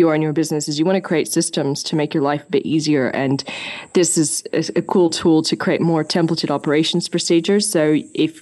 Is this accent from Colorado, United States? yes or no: no; California, United States; moved away as an adult; now in Sydney, Australia; I'm originally from California